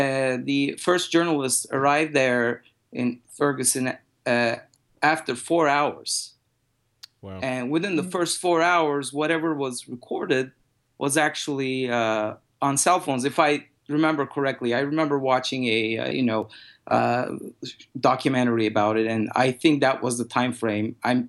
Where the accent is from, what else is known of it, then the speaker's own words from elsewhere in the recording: Turkey; English is a second language; I'm originally from Turkey, and what happened in Turkey after the Arab Spring, that was also some, you know, unrest